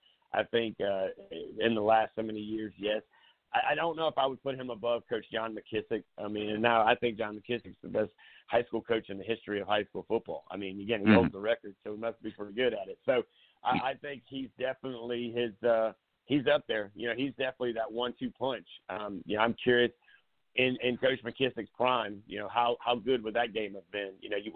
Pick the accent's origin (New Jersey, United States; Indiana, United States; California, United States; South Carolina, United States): South Carolina, United States; Myrtle Beach; growing up in Myrtle Beach